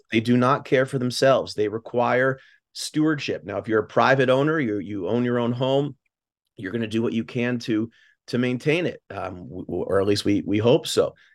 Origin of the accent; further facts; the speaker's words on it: Newton, Massachusetts, United States; moved away as an adult; also born or lived in Bay Area, California; now in New Haven, United States; I'm from Newton, Massachusetts, just contiguous to Boston.